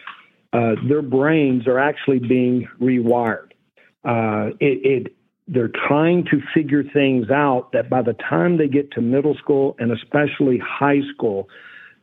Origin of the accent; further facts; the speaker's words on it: Texas, United States; also born or lived in Okinawa, Japan; I grew up in Texas, so I'm still trying to learn English myself.